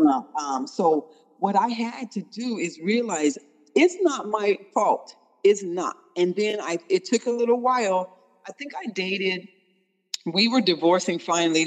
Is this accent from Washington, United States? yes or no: yes; Tacoma, Washington, United States; We are actually from Tacoma, Washington